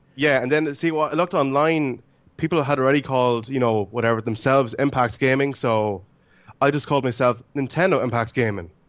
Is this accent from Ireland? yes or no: yes; Ireland; also born or lived in Romania; I was five months when I was adopted. So I've been pretty much here all my life